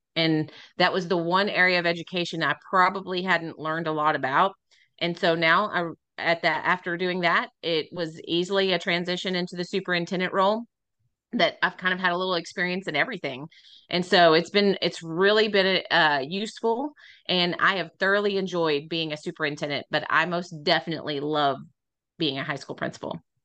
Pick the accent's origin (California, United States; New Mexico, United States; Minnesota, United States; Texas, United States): Texas, United States; Midland; moved away as an adult; also born or lived in San Angelo, Texas; I am originally from Midland, Texas